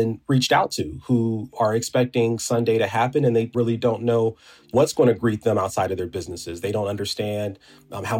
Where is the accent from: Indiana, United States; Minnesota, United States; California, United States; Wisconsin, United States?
California, United States; Inglewood; my hometown